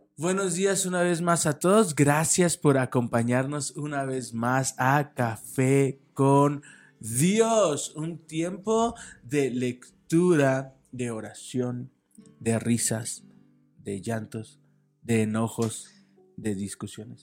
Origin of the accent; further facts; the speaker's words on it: Guadalajara, Jalisco, Mexico; moved away as an adult; now in Toluca, Mexico; nosotros somos de Guadalajara, radicamos y nacimos en Guadalajara